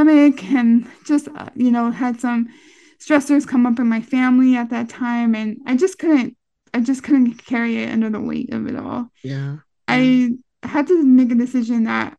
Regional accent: San Jose, California, United States; I grew up in East San Jose, predominantly Vietnamese and Hispanic neighborhood in San Jose, California.

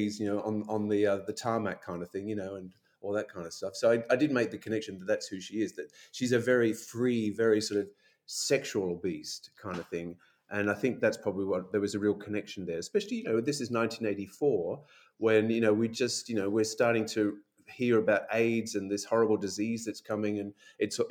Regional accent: Brisbane, Queensland, Australia; moved away as an adult; also born or lived in Sydney / London; I moved from Brisbane after I finished my university degree, moved to Sydney with my then boyfriend

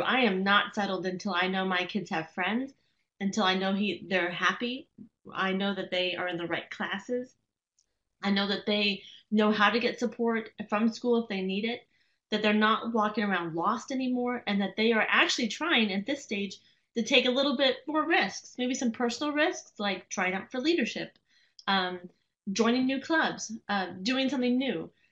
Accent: Las Vegas, Nevada, United States; moved away; I was born and raised in Las Vegas

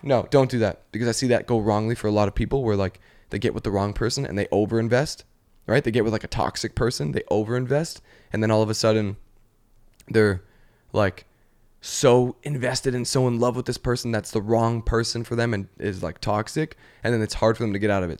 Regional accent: Canada; now in Los Angeles, United States; I'm from Canada

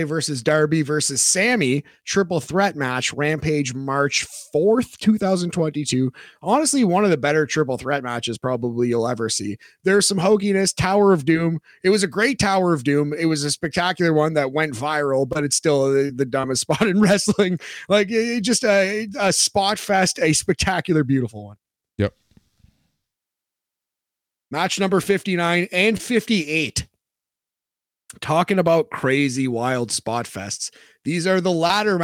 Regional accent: Canada; I am so Canadian

